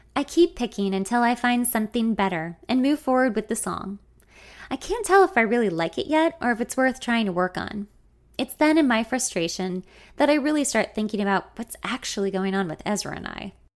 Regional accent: Los Angeles, California, United States; my hometown

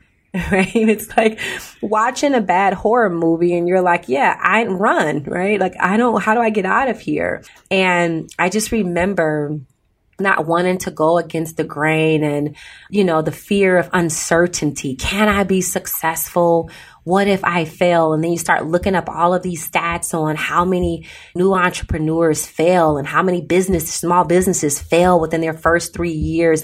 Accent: Chicago, Illinois, United States; I grew up in Chicago

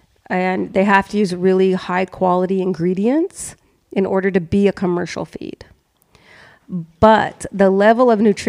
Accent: Oklahoma, United States; moved away; me growing up in Oklahoma

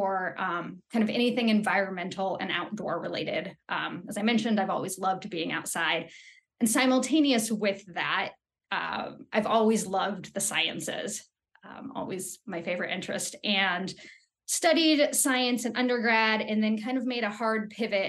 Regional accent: Los Angeles, California, United States; moved away as an adult; also born or lived in Lander, Wyoming; I actually grew up in Southern California in Los Angeles

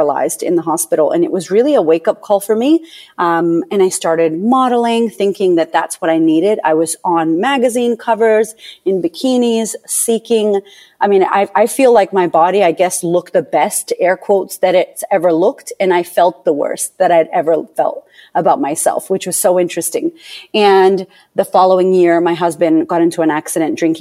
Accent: Boston, Massachusetts, United States; I was born in Boston, Massachusetts, to a bipolar single mother

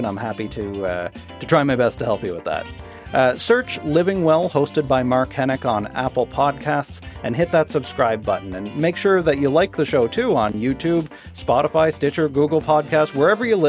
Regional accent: Canada; I'm Canadian

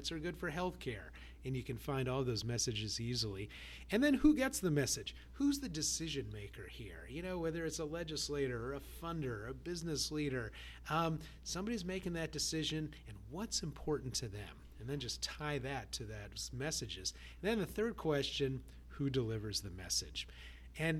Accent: California, United States; I grew up in California back when Prop 13 was being debated

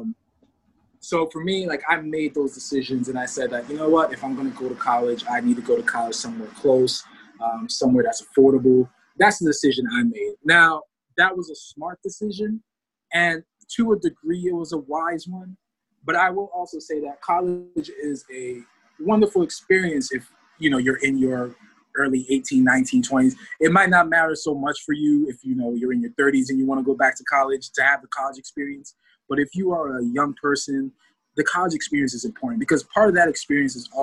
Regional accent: near Rutgers University, New Jersey, United States; I actually went to college near my hometown. I went to Rutgers University. It was literally like a mile up the road

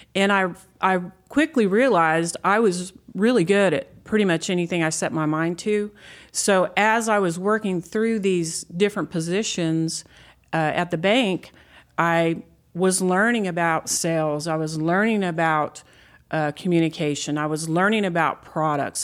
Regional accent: Texas Panhandle, United States; I'm, I'm a native Texan

